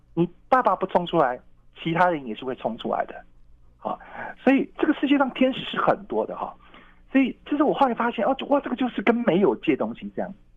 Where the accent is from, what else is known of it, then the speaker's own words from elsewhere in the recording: Tainan, Taiwan; moved away; 因为我，我是台南人嘛哈嗯。那我有计划要，呃，搬回台南，就可以离哥哥姐姐近一点